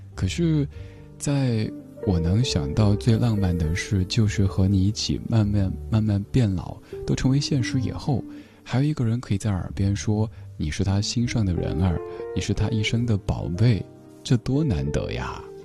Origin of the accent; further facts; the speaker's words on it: Chengdu, Sichuan, China; 我家乡成都